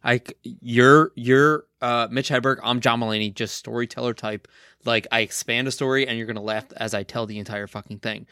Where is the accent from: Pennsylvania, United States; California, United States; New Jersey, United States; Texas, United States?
New Jersey, United States; Kearny; went to school in my hometown, Right. Kearney, New Jersey